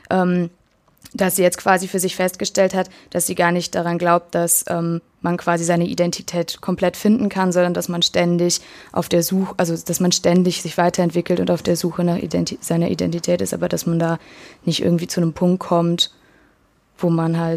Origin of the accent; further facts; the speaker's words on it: Cologne, North Rhine-Westphalia, Germany; Und ich so, äh, ja, aus Deutschland. Sie so, nein, wo kommst du wirklich her? Und ich so, ja, aus Köln.